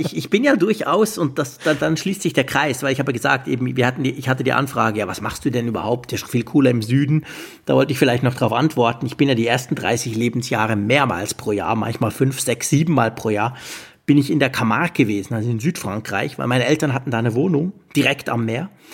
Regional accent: Switzerland; als Schweizer

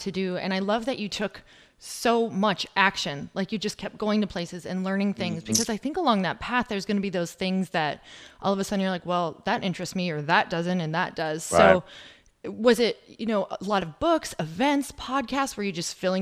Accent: Michigan, United States; I'm from Michigan

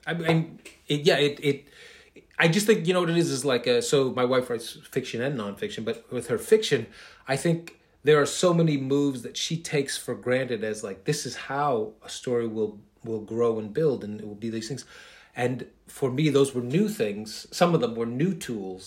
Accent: New York City, New York, United States; I'm a kid from Queens.

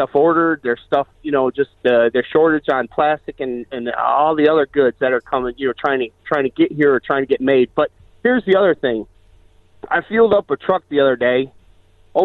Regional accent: St. Joseph, Michigan, United States; I'm actually from St. Joseph, Michigan is where I'm from.

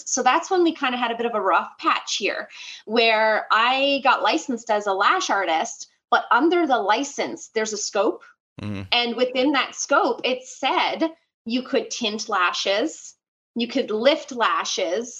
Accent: Newfoundland and Labrador, Canada; moved away as an adult; now in New Brunswick, Canada; I came from Newfoundland, Canada. That's where I'm originally from. That's where I grew up

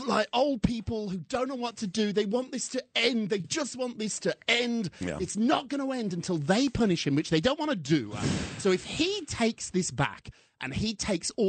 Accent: United Kingdom; When I was growing up in Britain

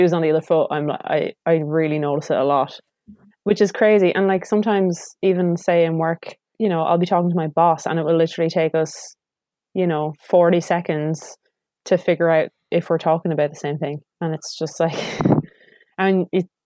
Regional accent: rural Wexford, Leinster, Ireland; moved away as an adult; also born or lived in Dublin; now in New Zealand; moving to Dublin from very rural Wexford

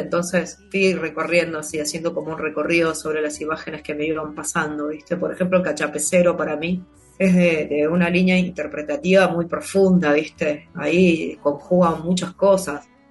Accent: Buenos Aires Province, Argentina; yo nací en, yo soy, yo soy bonaerense, soy el conurbano bonaerense

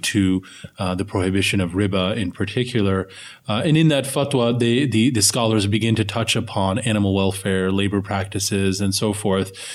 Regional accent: United States; we as American Muslims

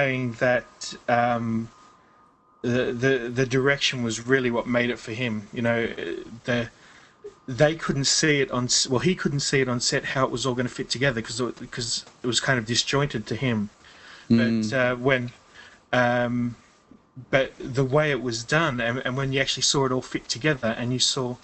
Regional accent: England, United Kingdom; also born or lived in Australia; I'm English. My passport says I'm British

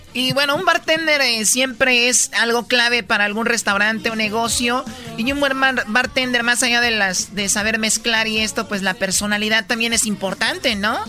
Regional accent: Jalisco, Mexico; yo soy de Jalisco

